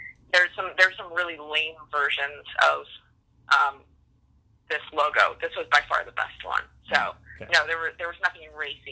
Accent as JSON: {"language": "English", "region": "Wisconsin", "country": "United States", "also_born_or_lived": "Minnesota", "moved": "as an adult", "said": "I'm from Wisconsin, but I did not go to the University of Wisconsin. I went to the University of Minnesota."}